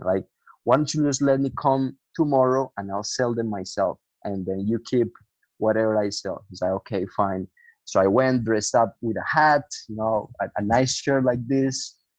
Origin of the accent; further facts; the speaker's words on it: Colombia; also born or lived in United States; now in Buga, Colombia; I'm from Colombia.